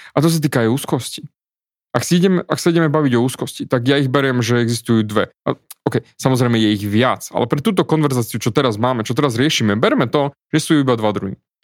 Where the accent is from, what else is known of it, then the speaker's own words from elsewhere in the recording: Slovakia; also born or lived in Austria; som Slovák